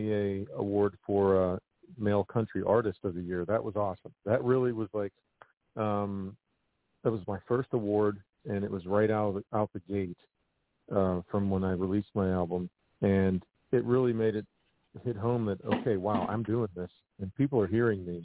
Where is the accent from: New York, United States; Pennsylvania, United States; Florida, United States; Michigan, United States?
Pennsylvania, United States; Pittsburgh; my hometown community